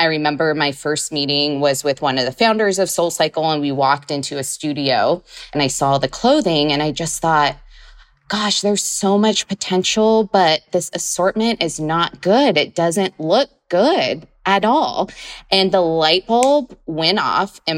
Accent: Central Valley, California, United States; moved away as an adult; also born or lived in Long Beach, United States / London, United Kingdom / New York, United States; go back either to California, to my hometown

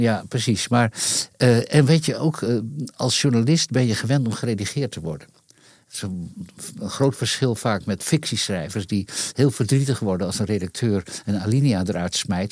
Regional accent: Leeuwarden, Friesland, Netherlands; in Leeuwarden, waar ik opgroeide

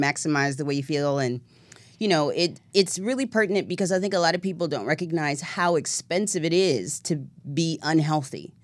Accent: the South, United States; I'm a Southern girl

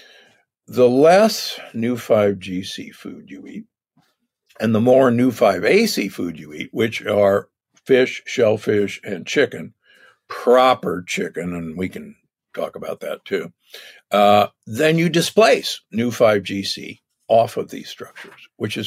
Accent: Omaha, Nebraska, United States; moved away; I grew up in Omaha, Nebraska.

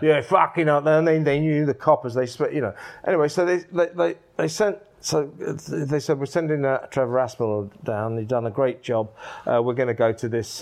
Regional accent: Ashford, South East England, United Kingdom; also born or lived in Isleworth; that's where I grew up, Ashford, Middlesex.

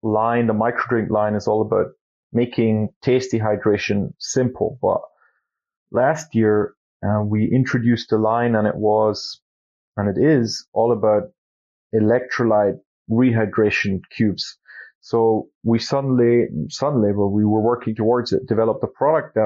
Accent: Austria; we're from Austria and Europe, and the skiing is a big thing here

